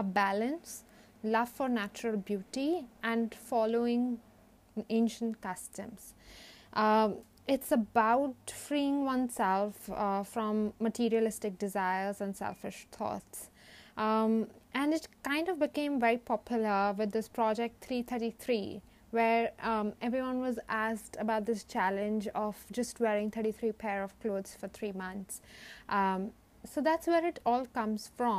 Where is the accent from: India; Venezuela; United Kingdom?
India; many of us who derive our identity from the roots of being an Indian